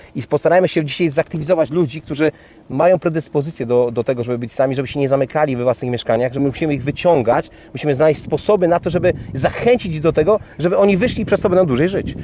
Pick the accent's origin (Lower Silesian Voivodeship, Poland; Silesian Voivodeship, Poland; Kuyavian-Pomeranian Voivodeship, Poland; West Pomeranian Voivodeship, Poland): West Pomeranian Voivodeship, Poland; Kołobrzeg; mój rodziny Kołbrzeg, bo pochodzę z Kołbrzegu